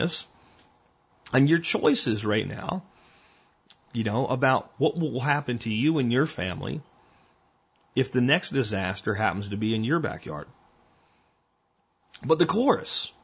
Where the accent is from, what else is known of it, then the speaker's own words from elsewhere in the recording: New Jersey, United States; now in Texas, United States; I was expelled from a birth canal in New Jersey, which happened to be within the borders of the United States